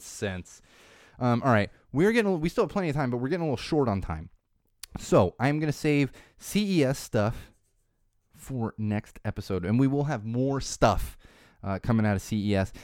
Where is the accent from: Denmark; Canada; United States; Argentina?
United States; Florida; I was born in Florida